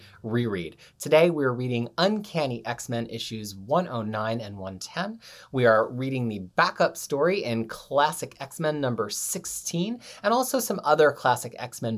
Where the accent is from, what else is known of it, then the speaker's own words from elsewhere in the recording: United States; now in New Zealand; as an American